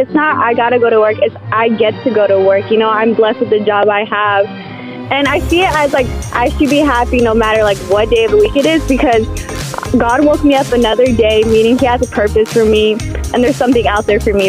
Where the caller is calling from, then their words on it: Glendale, Arizona, United States; I'm calling from Glendale, Arizona.